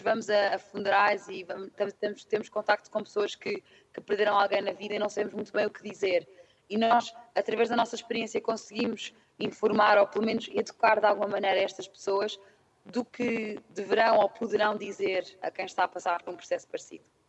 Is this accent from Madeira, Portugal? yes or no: no; Lisbon, Portugal; moved away as an adult; also born or lived in London; tenho 29 anos e sou de Lisboa.